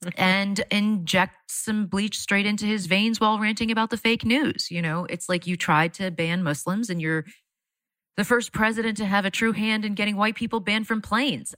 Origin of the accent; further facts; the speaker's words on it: Florida, United States; I'm from Florida